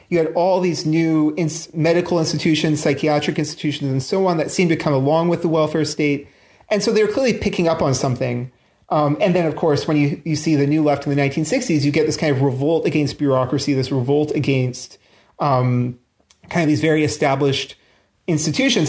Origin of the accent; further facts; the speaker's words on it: Canada; now in London, United Kingdom; I'm actually Canadian